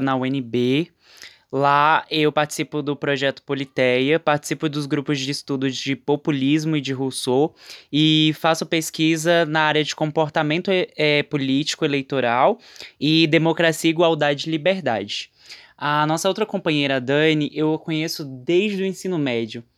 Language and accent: Portuguese; Brasília, Federal District, Brazil; moro em Brasília, nasci aqui também